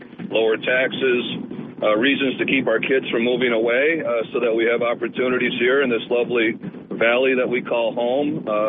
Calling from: Port Dickinson, New York, United States; It's … from Port Dickinson.

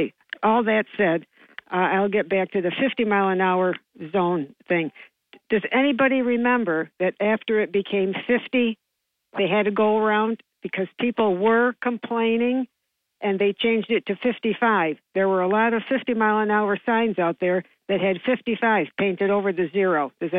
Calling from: New York, United States; This is … from JC.

